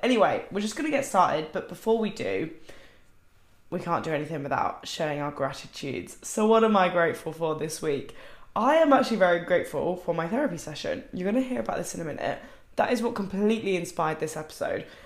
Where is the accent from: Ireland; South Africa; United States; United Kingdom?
United Kingdom; I'm British.